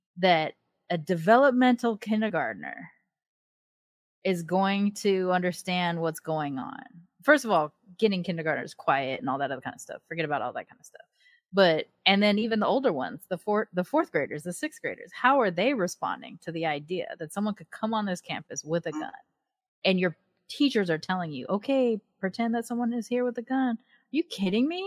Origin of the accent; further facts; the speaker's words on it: Long Beach, California, United States; moved away; I grew up in Long Beach during the time of the LA uprisings